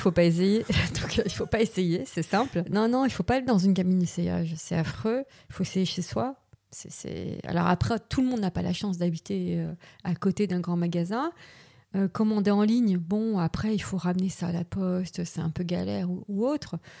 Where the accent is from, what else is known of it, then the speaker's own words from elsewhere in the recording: Paris, Île-de-France, France; je suis née à Paris, enfin, en région parisienne, j'ai grandi à Paris